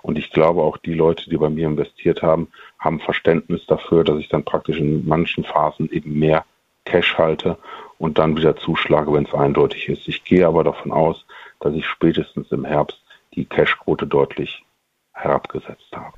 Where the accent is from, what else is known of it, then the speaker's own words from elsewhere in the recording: Monheim am Rhein, North Rhine-Westphalia, Germany; Meine Heimat sind, wie die Taz letztens sagte, die kämen vom Deutschland, also Monheim am Rhein. Und da wohne ich praktisch in dem kleinen Stadtteil Baumberg. Und da ich sehr verbunden bin hier mit meiner Heimat